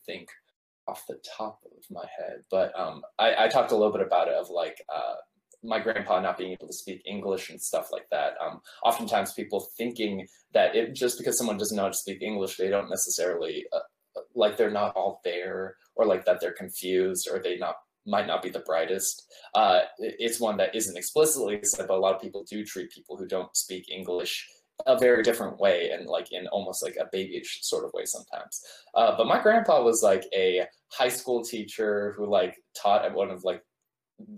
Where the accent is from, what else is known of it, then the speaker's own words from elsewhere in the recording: United States; I'm Korean American, but I don't know Korean super well because I grew up in America almost my entire life